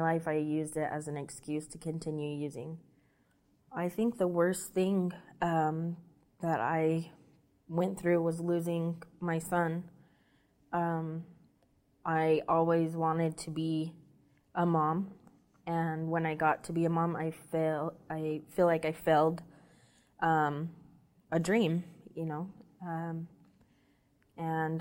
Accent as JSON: {"language": "English", "region": "Utah", "country": "United States", "moved": "as an adult", "lives_now": "Las Vegas, United States", "said": "I'm from Utah. I decided to stay in Las Vegas."}